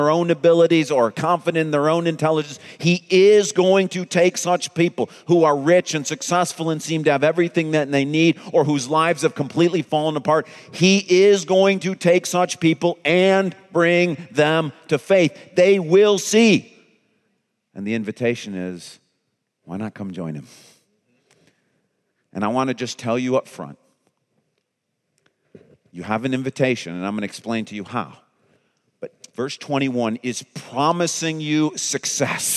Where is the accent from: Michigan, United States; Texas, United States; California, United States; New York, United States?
Michigan, United States; East Grand Rapids; my hometown of East Grand Rapids